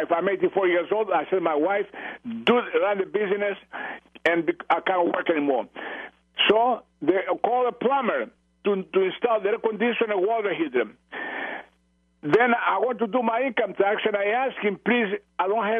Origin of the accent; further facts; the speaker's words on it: Greece; English is a second language; also born or lived in Canada; now in San Diego, United States; From Greece